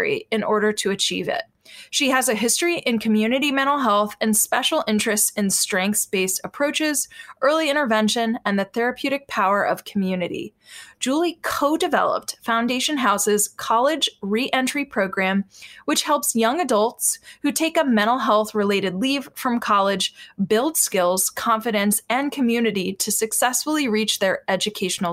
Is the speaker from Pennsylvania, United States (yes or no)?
no; Northern Virginia, United States; I grew up in Northern Virginia, so right on the other side of DC.